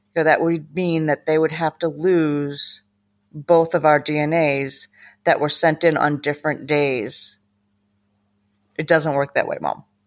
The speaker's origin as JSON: {"language": "English", "region": "Massachusetts", "country": "United States", "tie": "born or raised there", "said": "I grew up in Massachusetts with my mom, my dad, two"}